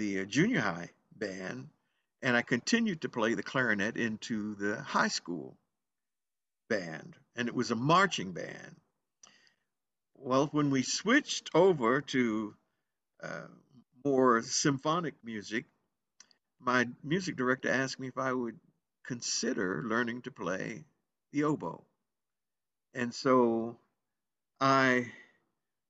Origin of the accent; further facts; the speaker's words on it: Greensboro, North Carolina, United States; I was born in Greensboro, North Carolina